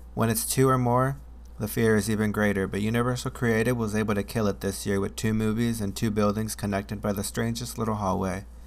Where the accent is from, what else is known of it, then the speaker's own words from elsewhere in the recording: Chicago, Illinois, United States; I'm from Chicago